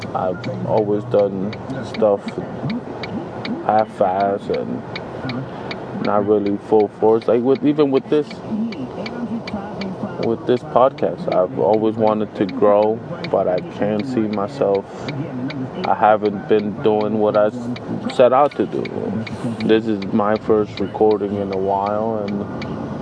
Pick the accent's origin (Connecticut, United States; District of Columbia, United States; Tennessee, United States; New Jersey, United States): New Jersey, United States; I am from New Jersey